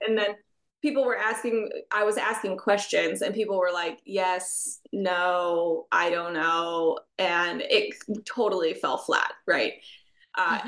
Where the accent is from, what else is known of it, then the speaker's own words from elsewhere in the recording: United States; my home country of the United States